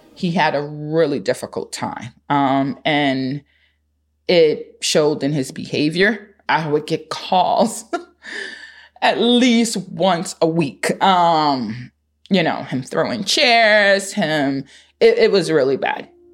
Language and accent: English; New York City, New York, United States; live in Harlem, born and raised in Harlem